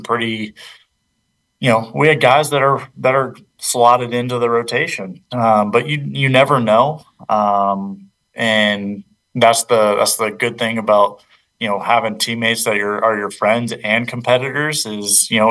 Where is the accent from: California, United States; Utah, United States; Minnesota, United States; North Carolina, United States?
North Carolina, United States; Charlotte; My hometown. Yeah, it's in Charlotte